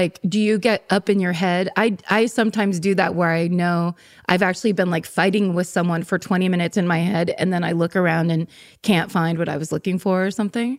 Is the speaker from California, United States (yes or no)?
yes; California, United States; also born or lived in New York; I'm from California lifelong.